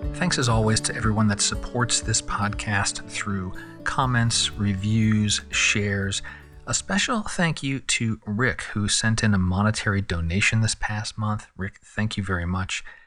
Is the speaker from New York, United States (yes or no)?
no; San Diego, California, United States; here in San Diego, my hometown